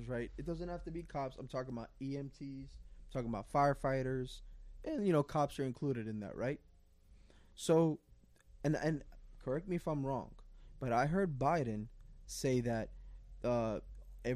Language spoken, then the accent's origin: English; New York City, New York, United States; I grew up in Queens